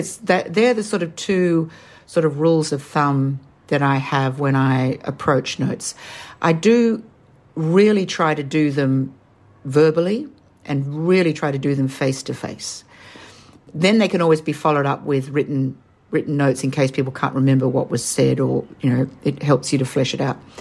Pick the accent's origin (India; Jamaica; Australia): Australia; accent: Australian; as you can tell from my accent, I'm Australian.